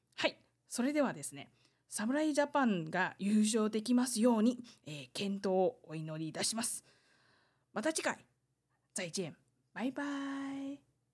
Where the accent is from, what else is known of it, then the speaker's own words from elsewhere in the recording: Taiwan; 台湾生まれ、台湾育ち